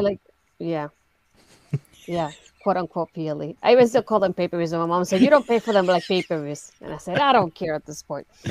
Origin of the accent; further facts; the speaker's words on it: Puerto Rico; now in United States; technically, I'm not American. I'm from Puerto Rico.